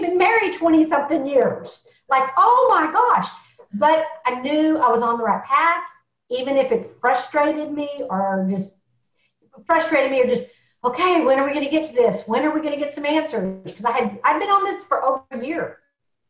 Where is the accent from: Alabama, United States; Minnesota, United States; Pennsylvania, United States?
Alabama, United States; I was born in Alabama. And the only thing we do with a vegetable is fry it